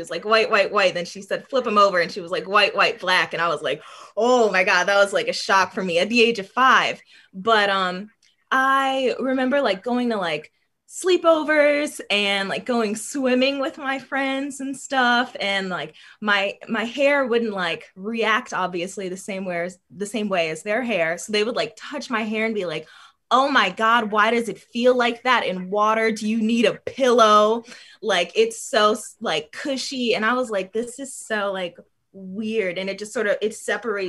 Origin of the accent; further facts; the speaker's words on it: Chicago, Illinois, United States; I'm from Chicago, and Chicago is one of the most segregated cities in the U.S., and I grew up in a very white area.